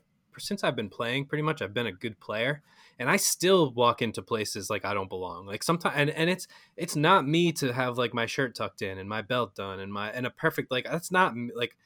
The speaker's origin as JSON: {"language": "English", "region": "New England", "country": "United States", "said": "we're all from New England"}